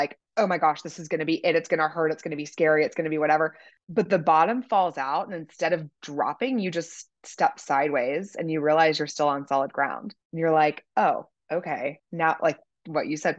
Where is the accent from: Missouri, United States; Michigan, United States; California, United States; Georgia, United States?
Missouri, United States; Kansas City; I'm from Kansas City, so those were my high school and college jobs